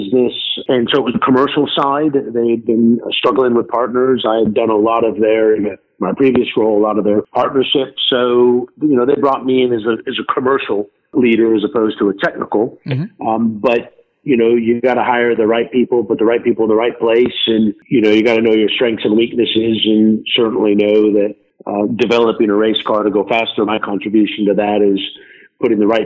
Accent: Southern California, United States; moved away as an adult; also born or lived in Europe; I grew up in Southern California.

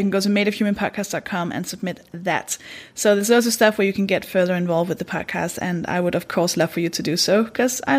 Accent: Denmark; English is a second language; now in United Kingdom; I'm from Denmark. That should explain the accent

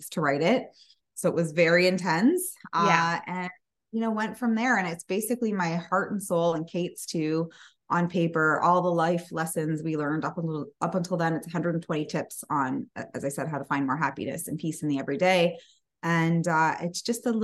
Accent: Canada; we're Canadian

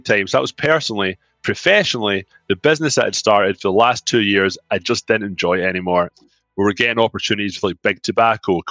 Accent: Scotland, United Kingdom; moved away as an adult; now in Toronto, Canada; I'm from Scotland. I do have an accent.

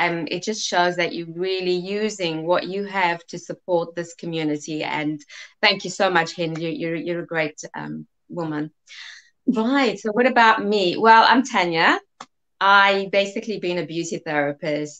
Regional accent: South Africa; accent: South African; I was born in South Africa, hence the South African accent.

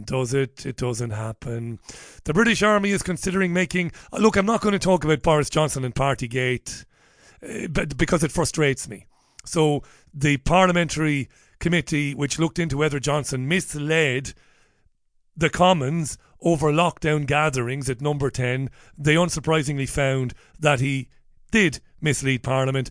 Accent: Waterford, Munster, Ireland; also born or lived in Spain; now in United Kingdom; I grew up in Ireland, obviously in Waterford

